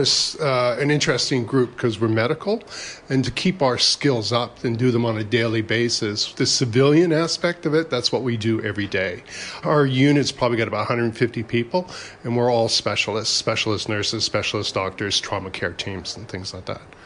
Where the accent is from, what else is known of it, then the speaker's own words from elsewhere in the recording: Canada; moved away as an adult; now in Brisbane, Australia; I'm actually a, uh, a, Canadian by birth